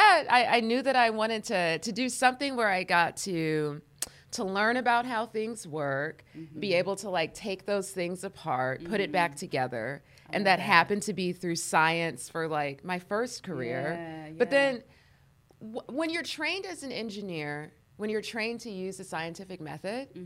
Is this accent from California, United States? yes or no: yes; Los Angeles, California, United States; I grew up here in LA. Mm-hmm. So I'm a native, born and raised